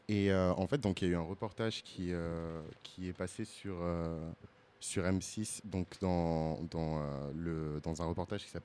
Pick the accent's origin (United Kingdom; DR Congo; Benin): Benin; Moi, je suis béninois, mais les Togolais, ils sont dans mon cœur. Je suis Togolais de cœur.